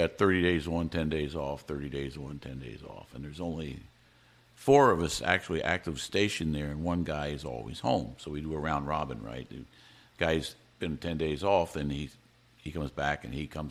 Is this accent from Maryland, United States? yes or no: yes; Maryland, United States; now in Hawaii, United States; I grew up in Maryland and was an avid water person, loved the water